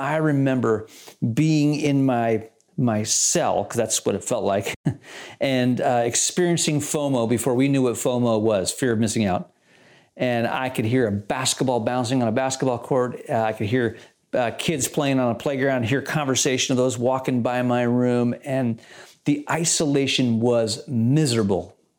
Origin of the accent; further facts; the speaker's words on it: Malaysia; I did that a lot as a kid, and at boarding school, I grew up in Malaysia.